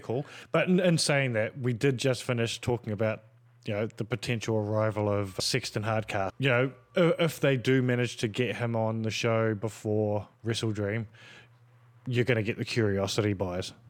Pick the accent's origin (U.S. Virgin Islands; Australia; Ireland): Australia; as an Australian